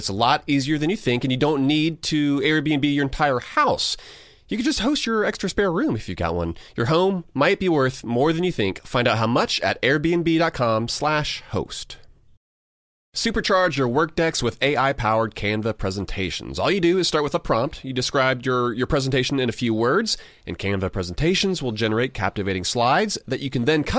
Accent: Augusta, Georgia, United States; Anthony, I grew up in Augusta, so I grew up surrounded by golf.

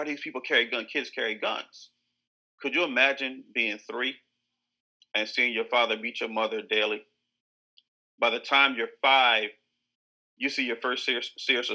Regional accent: Southern Delaware, United States; I'm born and raised in Southern Delaware, Cape and Lopin, proud Cape and Lopin alumni, alumnus.

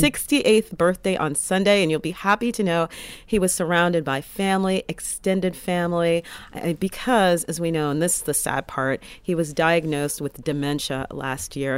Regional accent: United States; as an American

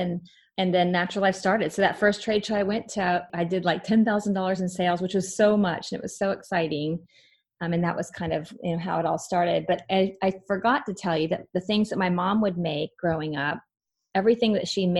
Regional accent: Kansas City, United States; moved away as an adult; now in Jacksonville, United States; I'm from Kansas City, where Hallmark's based.

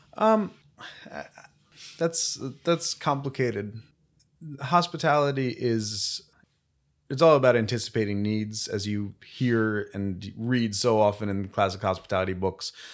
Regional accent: Bethlehem, Pennsylvania, United States; moved away as an adult; now in Philadelphia, United States; I'm from Bethlehem, Pennsylvania originally

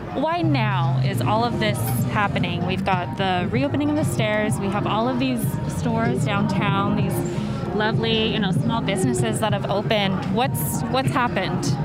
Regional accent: Vallejo, California, United States; now in Bay Area, United States; We're in my hometown

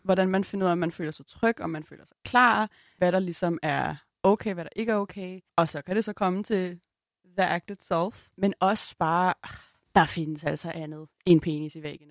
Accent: Copenhagen, Capital Region of Denmark, Denmark; Jeg er vokset op på Christiania i København.

